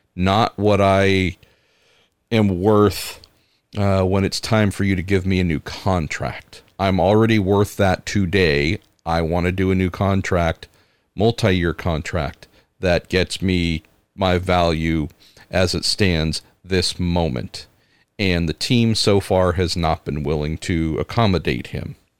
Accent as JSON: {"language": "English", "town": "San Francisco", "region": "California", "country": "United States", "tie": "born or raised there", "said": "my hometown, home area, San Francisco"}